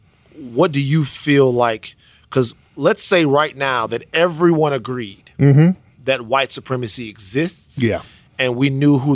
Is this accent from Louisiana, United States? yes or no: yes; Louisiana, United States; I'm from the South. I'm from Louisiana.